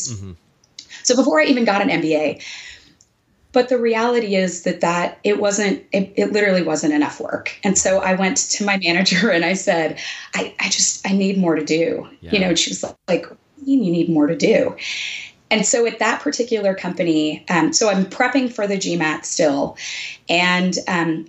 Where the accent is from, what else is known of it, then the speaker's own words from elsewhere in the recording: Texas, United States; moved away as an adult; I was from Texas and I was trying to move back